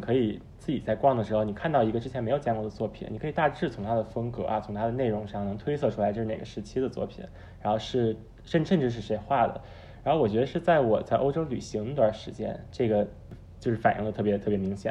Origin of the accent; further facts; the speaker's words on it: Beijing, China; moved away as an adult; also born or lived in New York; 高中在国内念，念的在北京，然后大学是在美国东海岸的纽约大学